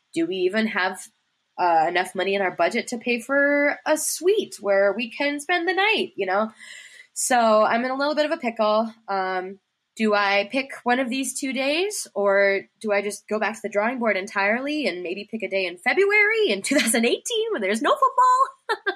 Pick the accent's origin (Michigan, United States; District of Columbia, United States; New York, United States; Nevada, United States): Michigan, United States; Ann Arbor; also born or lived in Pittsburgh, Pennsylvania; now in Cincinnati, United States; I'm originally from the Ann Arbor, Michigan area